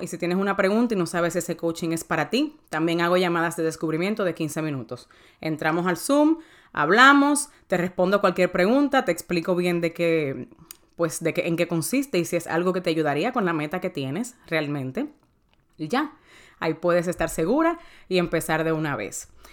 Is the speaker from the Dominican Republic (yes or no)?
yes; Dominican Republic; yo soy dominicana